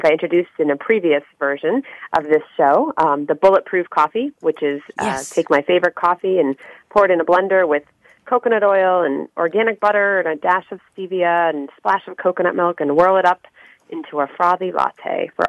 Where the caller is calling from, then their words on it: Boston, Massachusetts, United States; It is morning in Boston time, Bonnie, and therefore I'm still drinking my favorite drink, coffee